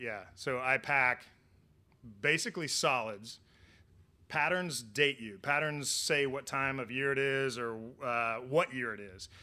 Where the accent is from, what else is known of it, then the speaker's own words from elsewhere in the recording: Oklahoma, United States; also born or lived in Florida; now in Miami, United States; I'm from Oklahoma, born and raised, heart of Tornado Alley, and then moved to Florida